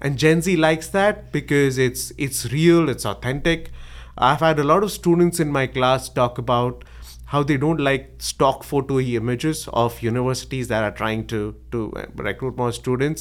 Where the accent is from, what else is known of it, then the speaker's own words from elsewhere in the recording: Mumbai, Maharashtra, India; moved away as an adult; I was born in Bombay, in, in India. It's, uh, it's now called Mumbai. And, uh, I did my engineering there.